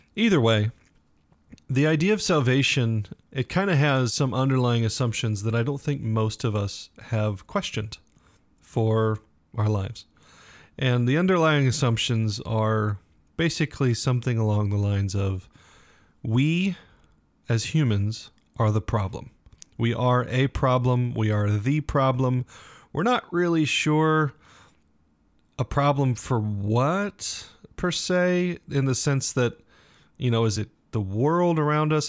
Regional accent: United States; we, as Americans

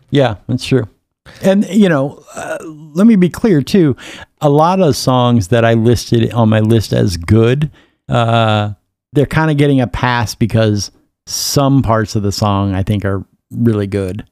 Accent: Minnesota, United States; growing up in Minnesota

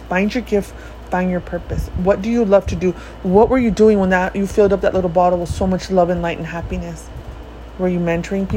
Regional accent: United States; also born or lived in Mexico; I love the US.

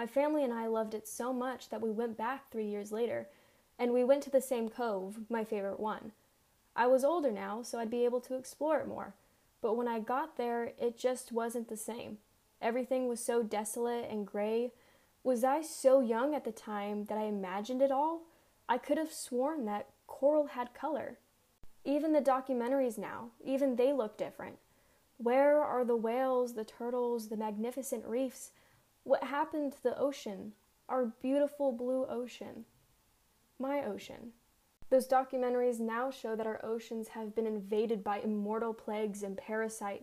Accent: Southern California, United States; I grew up in Southern California

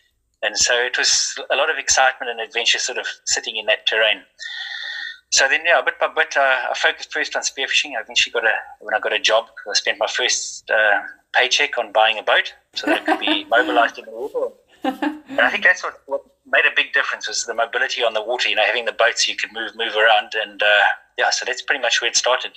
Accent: Graaff-Reinet, Eastern Cape, South Africa; moved away as an adult; also born or lived in Port Elizabeth; I was born back in January 1969 in Graaffreinet

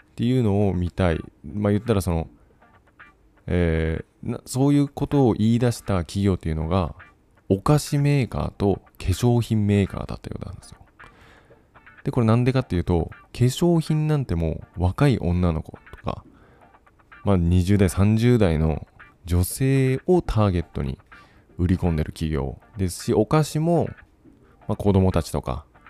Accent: Fukuoka, Japan; moved away as an adult; also born or lived in Kumamoto; now in Taiwan; 出身が福岡ですと。あ、自分と一緒

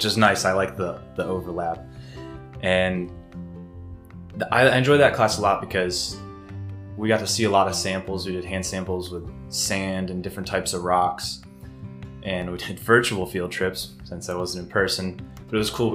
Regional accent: Hickory Grove, Pennsylvania, United States; I'm from Hickory Grove, and I've lived in Susquehanna County all my life

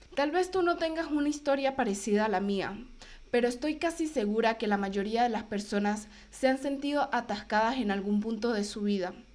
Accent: Venezuela; moved away as an adult; cuando llegué de Brasil a Venezuela, yo ya tenía claro que yo quería inmigrar, que yo quería irme de Venezuela

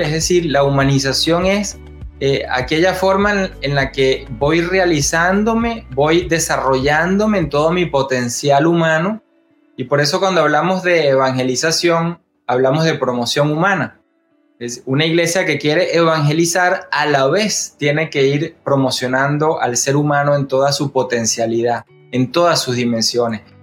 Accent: Venezuela; yo soy laico, venezolano, teólogo

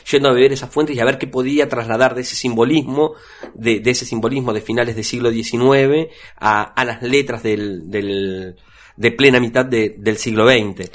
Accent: Argentina; en Argentina fuertemente nosotros somos un, referente latinoamericano

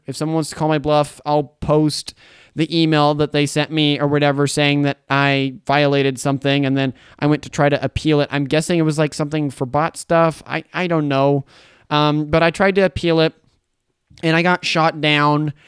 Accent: Boise, Idaho, United States; now in Caldwell, United States; I lived in Boise for fifteen years. I grew up there.

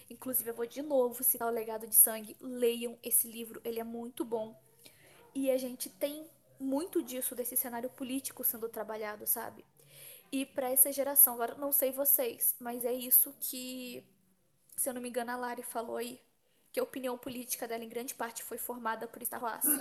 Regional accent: São Paulo, Brazil; eu sou de São Paulo

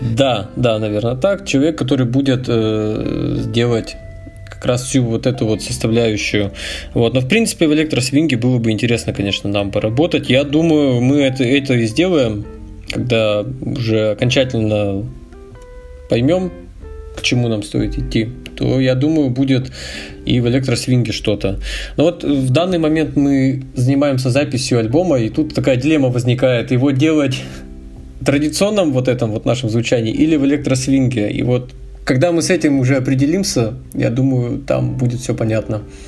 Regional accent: Yekaterinburg, Sverdlovsk Oblast, Russia; Я с Урала и родился в городе Свердловск, так что практически коренной уралец.

